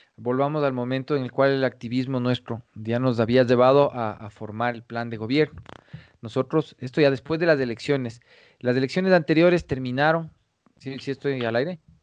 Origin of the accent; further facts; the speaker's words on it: Ecuadorian Sierra, Ecuador; accent: serrano; además tengo acento serrano